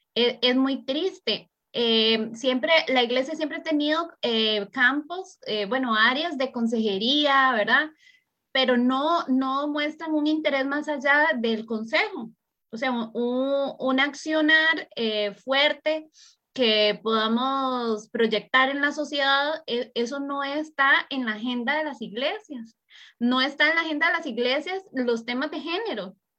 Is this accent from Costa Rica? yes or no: yes; Costa Rica; Anita y yo somos de Costa Rica